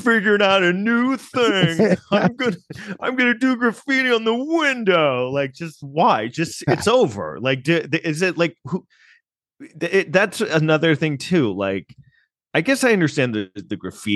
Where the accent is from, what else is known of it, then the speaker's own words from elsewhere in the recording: New York City, New York, United States; I grew up in Manhattan and, you know, I was in high school in like the late 80s, early 90s.